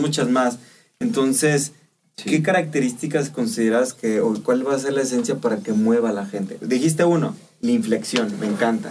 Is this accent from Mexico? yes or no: yes; Mexico